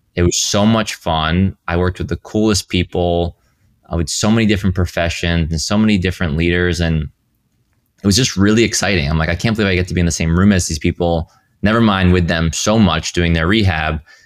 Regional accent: Rhode Island, United States; moved away; I grew up in Rhode Island.

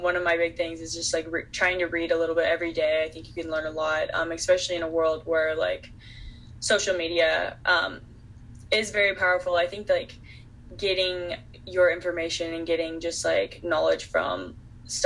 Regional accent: Texas, United States; moved away; I'm from Texas originally

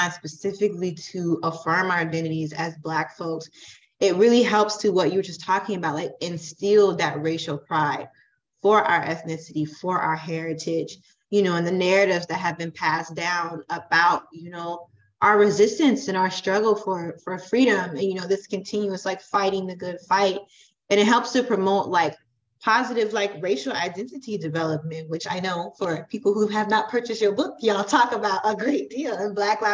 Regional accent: Florida, United States; moved away; I'm originally from Florida

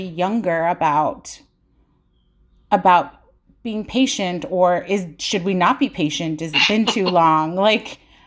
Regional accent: Tucson, Arizona, United States; I was born in Tucson.

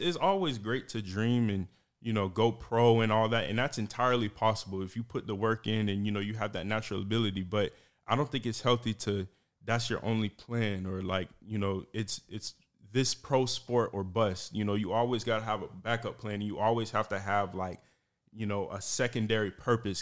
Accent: St. Petersburg, Florida, United States; also born or lived in Georgia; now in Tampa, United States; born and raised in Saint Petersburg, went to college in Georgia, Mercer University

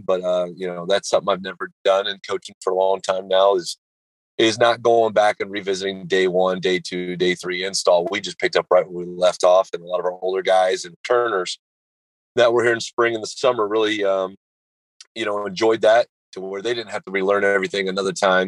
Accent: Kansas, United States; moved away; I'm from Kansas originally, so um, having the opportunity to move back closer to family

